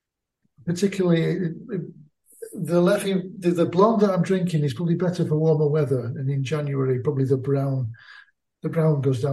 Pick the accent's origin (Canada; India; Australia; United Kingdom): United Kingdom; England; moved away as an adult; now in Malta; I'm originally from England and played my first dealer's choice mixed games over there more than 20 years ago. But now I live in Malta, and this is my 10th year in Malta.